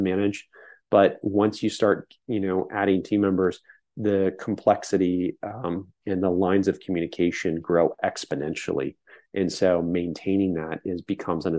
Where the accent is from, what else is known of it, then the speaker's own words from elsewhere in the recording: San Francisco Bay Area, California, United States; growing up in the Bay Area